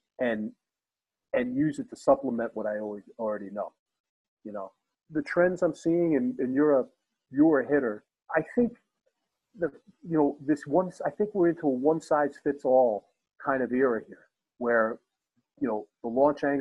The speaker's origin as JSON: {"language": "English", "region": "New York area", "country": "United States", "tie": "born or raised there", "moved": "as an adult", "said": "I grew up in the New York area, and we played mostly in New York City"}